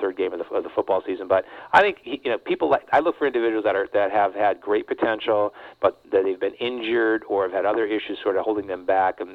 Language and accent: English; Connecticut, United States; now in Santa Cruz, United States; I grew up in Connecticut